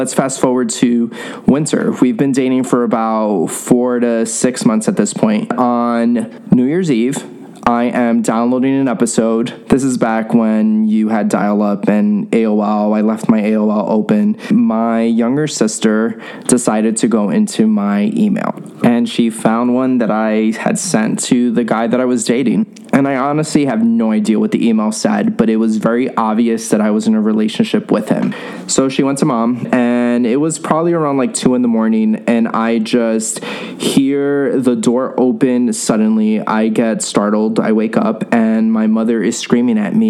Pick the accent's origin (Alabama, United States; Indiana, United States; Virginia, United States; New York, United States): New York, United States; New York City; I grew up in New York City in a Latino Catholic household